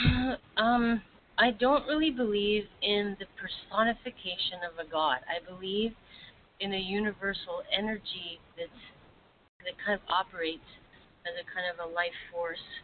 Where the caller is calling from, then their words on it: Vancouver, British Columbia, Canada; I'm calling from Vancouver.